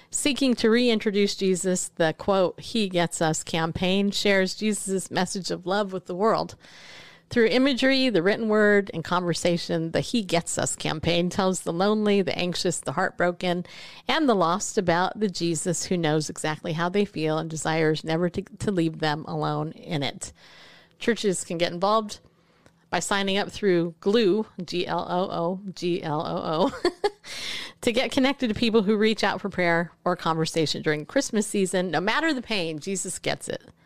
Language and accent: English; California, United States; now in Tennessee, United States; I live in Tennessee. I remember when I first got here, 'cause I grew up in California